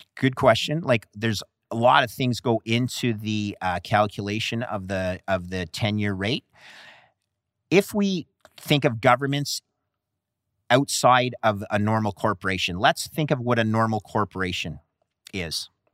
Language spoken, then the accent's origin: English; Canada; Canada, my home country